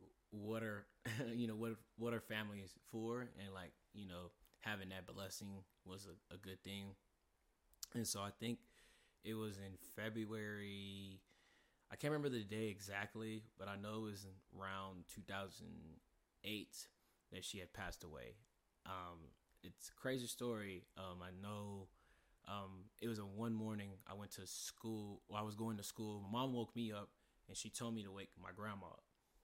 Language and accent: English; San Antonio, Texas, United States; We never knew about it because we're not from here. We're from San Antonio.